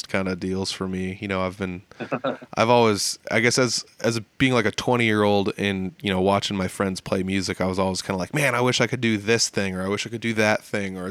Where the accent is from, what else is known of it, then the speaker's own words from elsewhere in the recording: Humboldt, Iowa, United States; We played up in Humboldt, which is my hometown